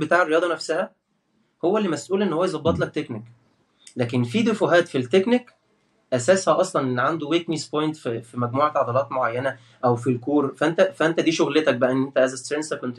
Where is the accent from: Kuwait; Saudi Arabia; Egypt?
Egypt; Port Said Governorate; من بورسعيد وده شرف لي ان انا من بورسعيد